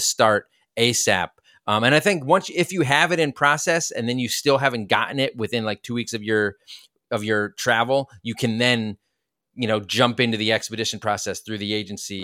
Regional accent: United States; we're American.

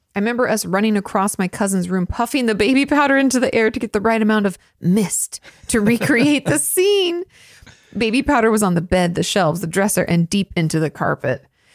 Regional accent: San Marcos, Texas, United States; And I grew up in San Marcos, but it looks like San Marcos.

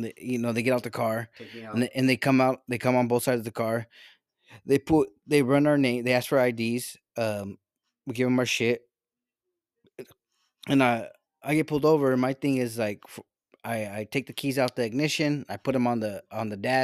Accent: Mexico; born there; Look at me. I was born in Mexico.

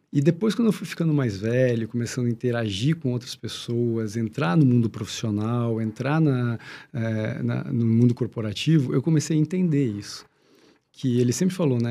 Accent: Curitiba, Paraná, Brazil; eu nasci em Curitiba, então Curitiba tinha uma escola pública legal, tudo, eu sempre fiz escola pública

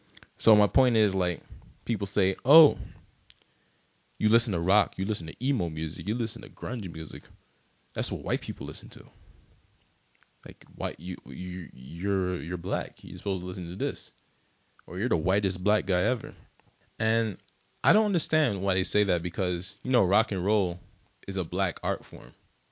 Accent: Barbados; like, I'm from Barbados and I don't like soca that much.

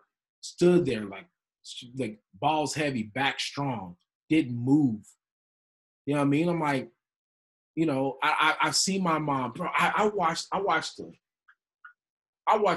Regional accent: West Texas, United States; we grew up in West Texas

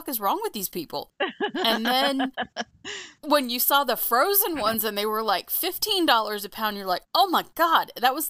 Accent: New England, United States; moved away; I'm from New England

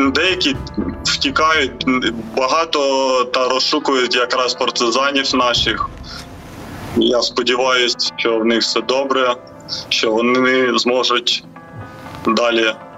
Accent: Ukraine; ми з України

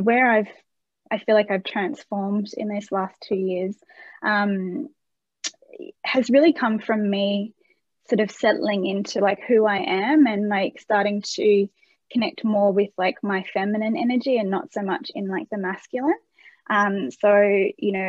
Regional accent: Australia; As an Australian, we like to say voucher.

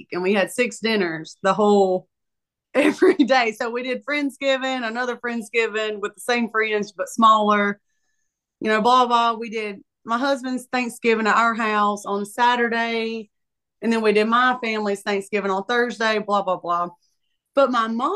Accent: Moore County, North Carolina, United States; I live here.

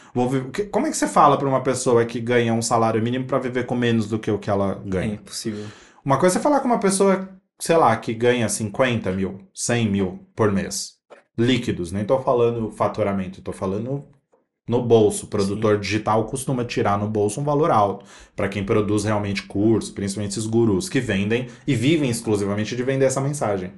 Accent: São Paulo, Brazil; Eu vim da Zona Leste de São Paulo

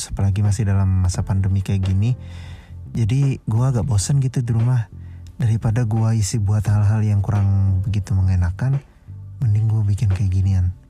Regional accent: Banjarmasin, South Kalimantan, Indonesia; gue lahir dan besar gue di Banjarmasin

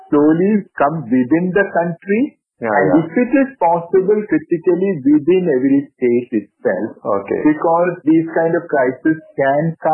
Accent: India

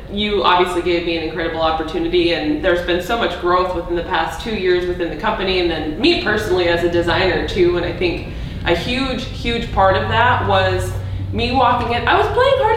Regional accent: Charleston, South Carolina, United States; moved away as an adult; now in Detroit Lakes, United States; I'm originally from Charleston, South Carolina

